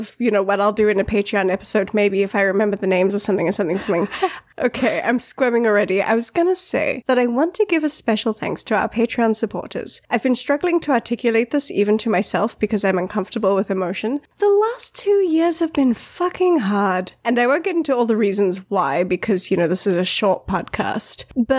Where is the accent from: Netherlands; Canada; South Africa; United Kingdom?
United Kingdom; because, you know, we're British. Even me.